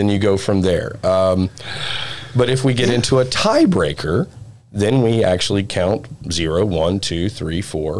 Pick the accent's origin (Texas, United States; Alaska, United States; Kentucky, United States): Texas, United States; East; I'm from East Texas